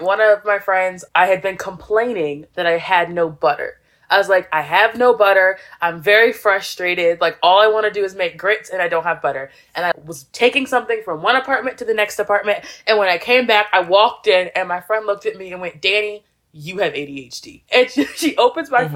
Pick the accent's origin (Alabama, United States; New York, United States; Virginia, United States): Virginia, United States; southern; moved away as an adult; also born or lived in Florida / Washington, DC area; now in Busan, South Korea; I was raised in like s- this small town in southern Virginia in the middle of nowhere